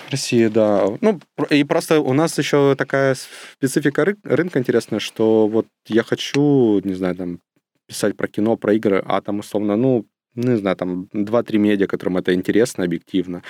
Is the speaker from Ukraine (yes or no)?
yes; Ukraine; я родился и вырос в Волчевске. Это не очень большой город, э, недалеко от Ростова, но это в Украине